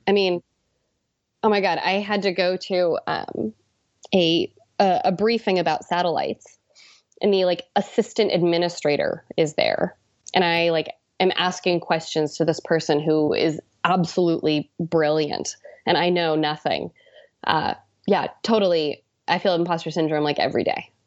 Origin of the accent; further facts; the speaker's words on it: Washington, United States; moved away; coming from Washington to wanna work for my home state senator